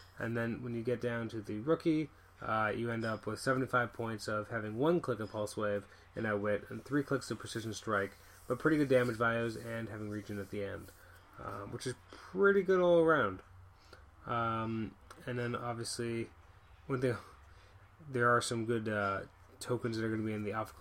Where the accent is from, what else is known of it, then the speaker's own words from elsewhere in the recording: Canada; I'm from Canada